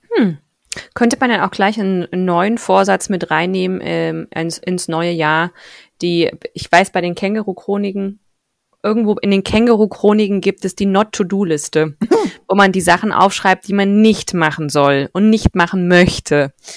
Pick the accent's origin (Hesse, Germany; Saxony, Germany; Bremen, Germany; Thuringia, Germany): Thuringia, Germany; Ich komme ja aus Thüringen, das ist wenig christlich geprägt